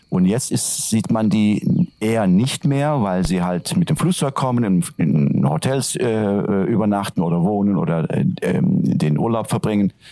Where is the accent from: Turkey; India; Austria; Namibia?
Turkey; first language Turkish; German is a second language; Also Türkisch ist, wie gesagt, meine Muttersprache